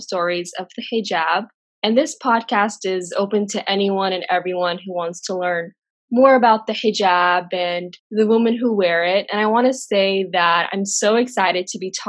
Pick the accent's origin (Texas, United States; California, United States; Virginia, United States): Texas, United States; also born or lived in Jordan; I'm a 22-year-old hijabi who was born and raised in Texas.